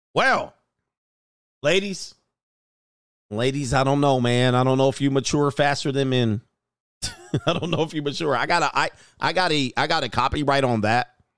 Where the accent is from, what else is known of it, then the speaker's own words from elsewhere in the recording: Hawthorne, California, United States; I grew up in Hawthorne just a little bit